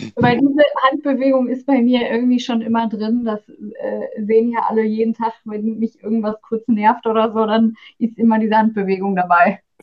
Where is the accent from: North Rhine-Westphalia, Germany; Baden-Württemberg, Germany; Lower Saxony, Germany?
North Rhine-Westphalia, Germany; Oberhausen; moved away as an adult; now in Bochum, Germany; ich komme aus Oberhausen ursprünglich